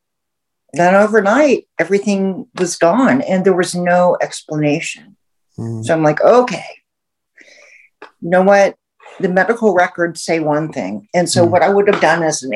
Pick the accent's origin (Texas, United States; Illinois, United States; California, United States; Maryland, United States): Texas, United States; Houston; I grew up in the South. I grew up in Houston